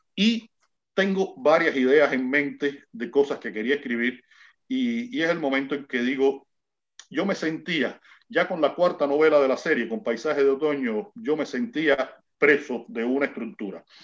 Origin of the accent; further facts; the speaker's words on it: Cuba; como decimos nosotros aquí en Cuba